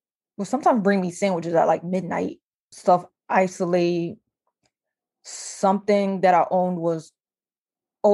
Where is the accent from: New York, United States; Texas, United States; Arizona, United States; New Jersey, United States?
New Jersey, United States; moved away as an adult; also born or lived in Iowa; I'm from New Jersey